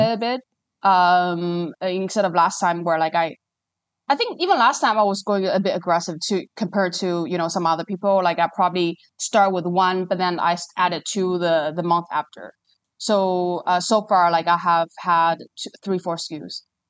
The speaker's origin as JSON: {"language": "English", "country": "China", "tie": "born or raised there", "moved": "as an adult", "lives_now": "Singapore", "said": "I was born and raised in China, spent, like, twenty years there."}